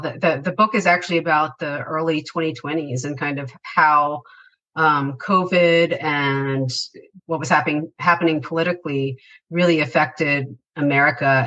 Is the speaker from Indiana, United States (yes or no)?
no; Atlanta, Georgia, United States; also born or lived in Hattiesburg, Mississippi / Appalachia; I was born in Hattiesburg, Mississippi, actually. Uh, spent my whole life in the South, mostly in the Atlanta area